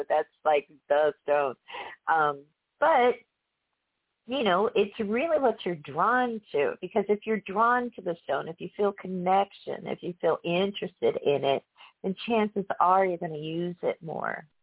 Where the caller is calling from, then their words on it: Florida, United States; I'm calling from Florida